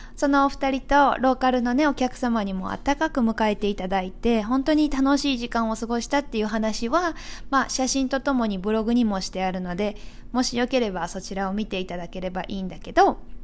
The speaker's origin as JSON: {"language": "Japanese", "region": "Aichi", "country": "Japan", "tie": "born or raised there", "also_born_or_lived": "Nishinomiya, Hyogo", "moved": "as an adult", "lives_now": "United States", "said": "結婚して地元愛知県からまず兵庫県西宮市っていうところに引っ越したんですね"}